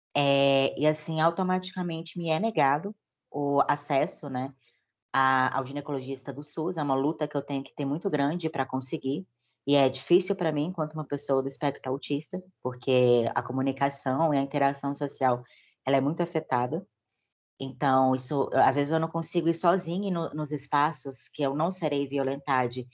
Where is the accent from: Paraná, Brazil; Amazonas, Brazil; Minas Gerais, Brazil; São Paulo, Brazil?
Minas Gerais, Brazil; Belo Horizonte; sou de Belo Horizonte, Minas Gerais